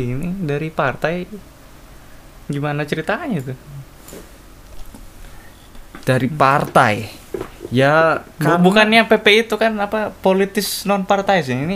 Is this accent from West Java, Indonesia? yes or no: no; Cilegon, Banten, Indonesia; also born or lived in Kendal; tempat lahir saya tetapi saya uh, apa besar di kota Cilegon